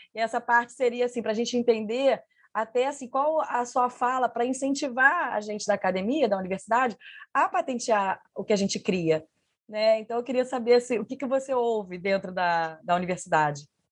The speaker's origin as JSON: {"language": "Portuguese", "town": "Niterói", "region": "Rio de Janeiro", "country": "Brazil", "also_born_or_lived": "Minas Gerais", "moved": "yes", "said": "eu vim de Minas, né? Eu sou de Niterói, mas fiquei um bom tempo em Minas"}